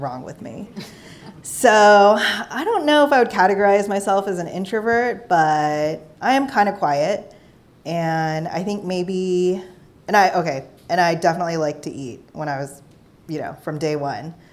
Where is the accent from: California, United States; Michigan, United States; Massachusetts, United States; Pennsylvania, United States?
California, United States; Bay Area; I grew up in the Bay Area